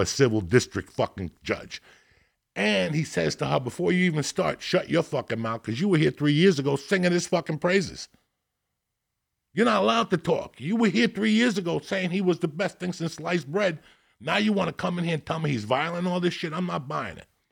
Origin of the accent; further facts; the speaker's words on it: North Bergen, New Jersey, United States; I grew up in North Bergen